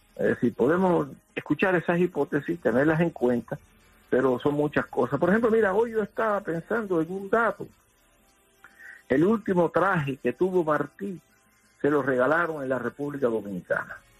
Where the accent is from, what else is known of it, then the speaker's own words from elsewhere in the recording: Matanzas, Cuba; nosotros los matanceros somos regionalistas